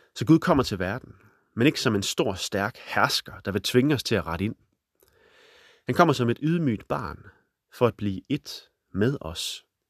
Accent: Holstebro, Central Denmark Region, Denmark; midt i Holstebro, hvor jeg er vokset op

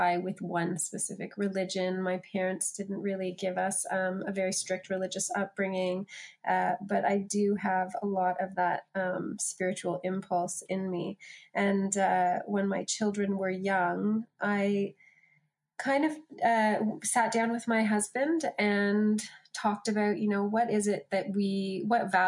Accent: Canada; moved away as an adult; also born or lived in Australia; I'm from Canada originally, and my husband's Australian. So I spent a decade in Australia

